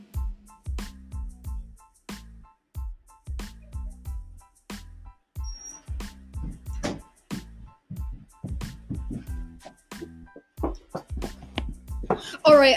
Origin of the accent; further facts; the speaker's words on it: England, United Kingdom; also born or lived in London; We were both born in England and we live in England